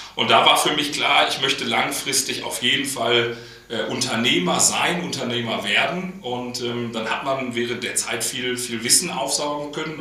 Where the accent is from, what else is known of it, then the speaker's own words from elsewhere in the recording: Münster, North Rhine-Westphalia, Germany; moved away as an adult; also born or lived in Dortmund / Berlin; Ich bin gebürtiger Münsteraner. Ähm, also wirklich in Münster geboren, der einzige bei Kaitos, der aus Münster kommt.